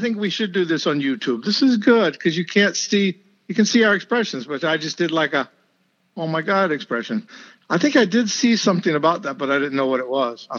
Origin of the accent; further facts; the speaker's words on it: Florida, United States; I'm from Florida